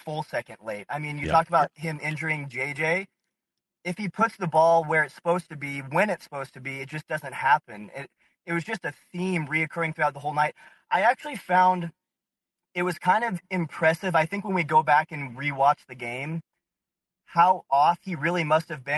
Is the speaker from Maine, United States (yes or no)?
no; Salt Lake City, Utah, United States; now in California, United States; I'm from Salt Lake City originally, but my dad was born in Minnesota, so I've been raised a Vikings fan